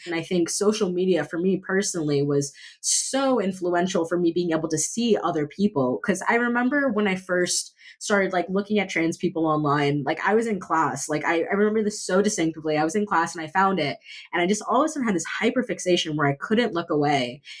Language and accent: English; Miami Beach, Florida, United States; I was raised in Miami Beach